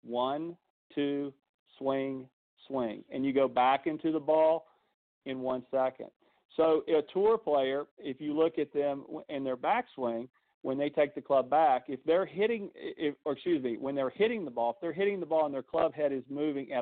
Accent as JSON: {"language": "English", "region": "the South", "country": "United States", "said": "I'm from the South. I talk slow"}